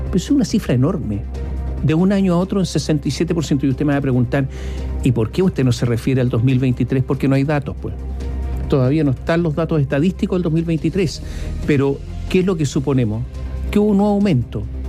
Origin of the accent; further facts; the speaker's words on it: Chile; nuestro país